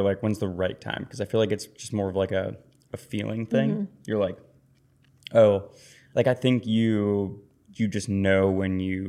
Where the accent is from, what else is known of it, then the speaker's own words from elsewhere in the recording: Pittsburgh, Pennsylvania, United States; from Pittsburgh. So it's like, in season right now